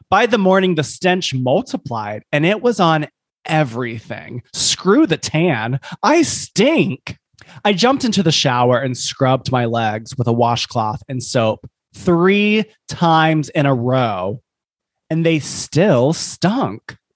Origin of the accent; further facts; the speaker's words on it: Scotland, United Kingdom; which I do have experience with because I am Scottish.